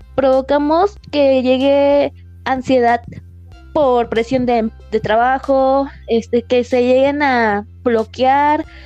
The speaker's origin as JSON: {"language": "Spanish", "country": "Mexico", "said": "como mexicanos"}